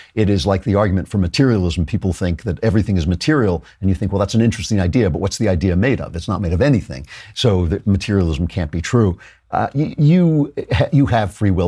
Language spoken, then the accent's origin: English; New York, United States; I'm from New York